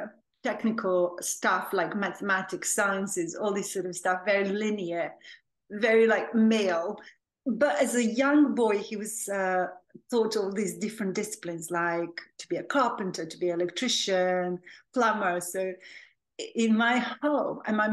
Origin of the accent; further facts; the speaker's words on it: Serbia; also born or lived in Belgrade; now in London, United Kingdom; So I was born and raised in Serbia, which at that time was a different country. It was called Yugoslavia